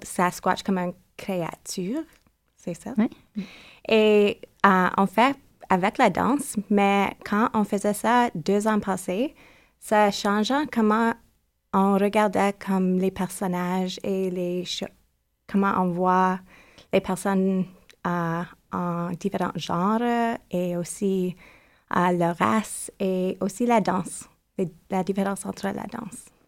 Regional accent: Toronto, Ontario, Canada; French is a second language; je viens de Toronto.

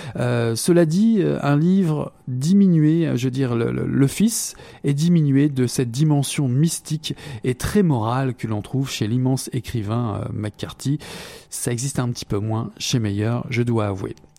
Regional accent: Quebec, Canada; nous revenons chez nous au Québec

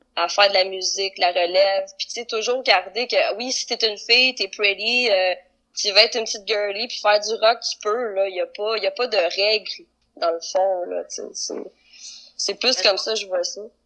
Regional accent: Quebec, Canada; accent: Québécois; Oui, je suis au Québec, j'ai un accent québécois

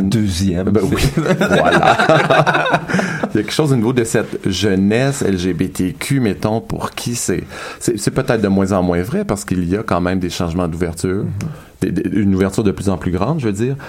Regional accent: L'Ange-Gardien, Quebec, Canada; je viens de l'Ange Gardien, un village de deux mille habitants

